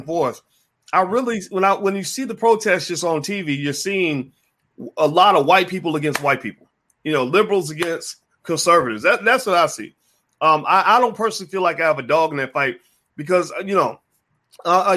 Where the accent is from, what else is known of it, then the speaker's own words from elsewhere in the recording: Louisville, Kentucky, United States; I'm from Louisville.